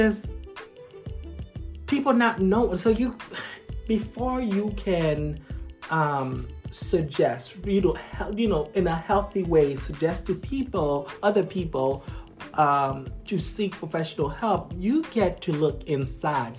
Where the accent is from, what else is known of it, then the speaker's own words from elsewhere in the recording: Haiti; moved away; I'm originally from Haiti, right? Okay. Growing up in Haiti